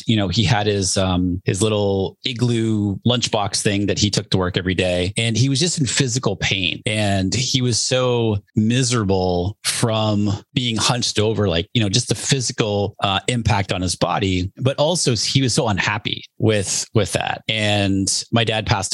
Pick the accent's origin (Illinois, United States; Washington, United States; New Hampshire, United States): New Hampshire, United States; I grew up in New Hampshire